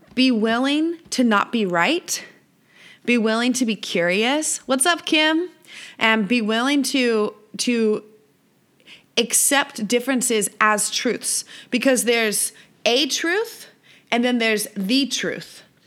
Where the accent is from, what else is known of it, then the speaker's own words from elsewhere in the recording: Visalia, California, United States; moved away as an adult; also born or lived in San Diego, California / Costa Rica; here in my hometown of Visalia, California